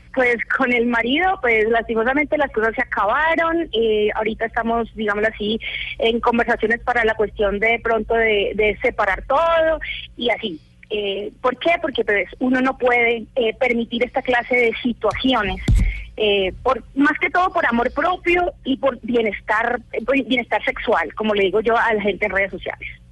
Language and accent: Spanish; Valledupar, Cesar, Colombia; Yo soy una mujer de pueblo, yo soy de Valledupar, Cesar.